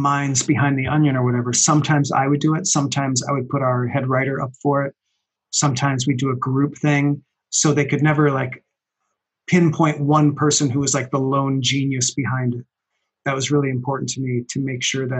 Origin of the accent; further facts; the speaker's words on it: Minneapolis, Minnesota, United States; moved away; I moved away from Minneapolis, where I knew him, where we went to school together